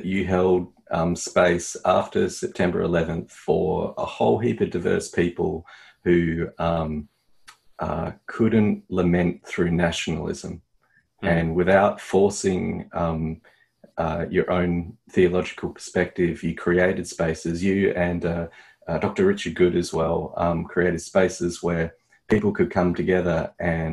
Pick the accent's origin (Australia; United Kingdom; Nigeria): Australia; as an Australian